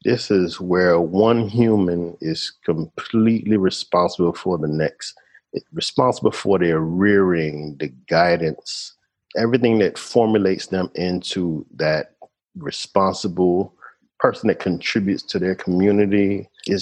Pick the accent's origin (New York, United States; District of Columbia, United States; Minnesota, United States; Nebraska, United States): District of Columbia, United States; Washington; moved away as an adult; now in Panama; we grew up in Washington, D.C., graduated high school